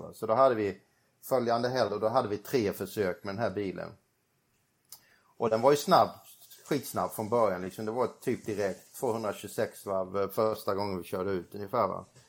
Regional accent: Sweden; moved away; när man kommer hem till Sverige

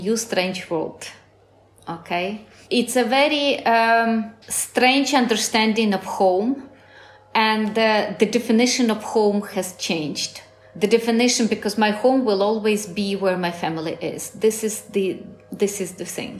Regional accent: Ukraine; moved away as an adult; also born or lived in Soviet Union; now in Spain; I never wanted to move out of my country.

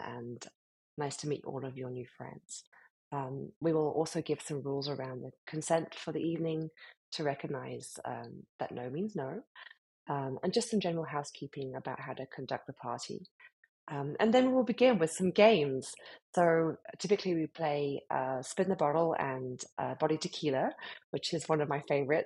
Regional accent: United Kingdom; accent: British; moved away as an adult; now in Miami, United States; as you can hear from my accent, I'm from the UK, um, British born and bred, but uh, have been living in America now for eight years

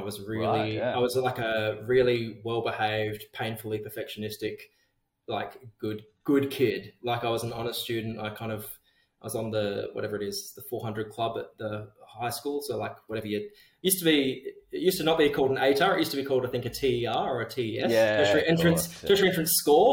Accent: Geraldton, Western Australia, Australia; Growing up in Jero, kind of, it's like this weird middle

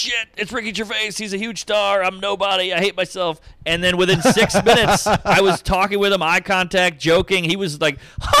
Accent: New Orleans, Louisiana, United States; moved away; I'm from New Orleans and my whole family.

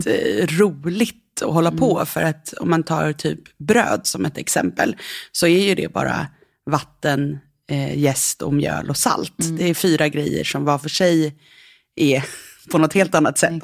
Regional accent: Nacka, Stockholm County, Sweden; Jag växte upp eh, utanför Stockholm i Nacka

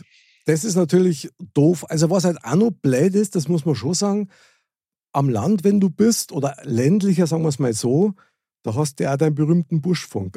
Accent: Munich, Bavaria, Germany; moved away; also born or lived in Fürstenfeldbruck; ich bin direkt in der Stadtmitte aufgewachsen von München.

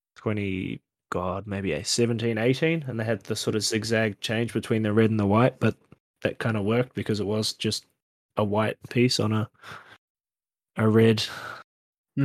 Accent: New Zealand; as a Kiwi

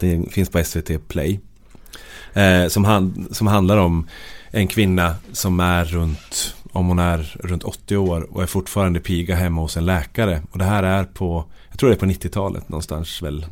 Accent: Sweden; jag är född i Norrsund

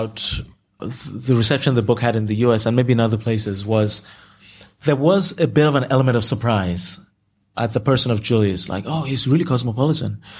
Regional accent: Nigeria; first language Yoruba; English is a second language; now in United States; I can handle myself anywhere in Nigeria. You know, Yoruba was my first language, and I speak it fluently.

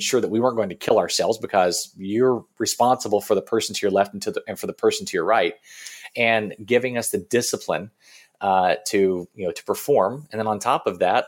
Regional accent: Kentucky, United States; growing up in Kentucky until I was, let's see, when I was 10 years old

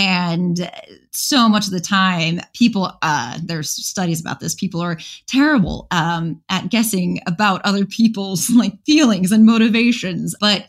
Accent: Chicago, Illinois, United States; I grew up around Chicago.

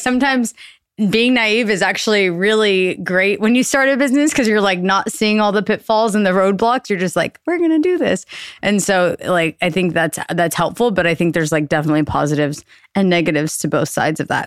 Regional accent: Austin, Texas, United States; born or raised there; moved away as an adult; also born or lived in New York

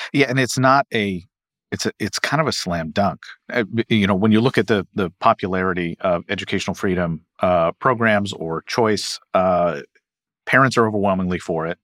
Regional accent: Kentucky, United States; my home state of Kentucky

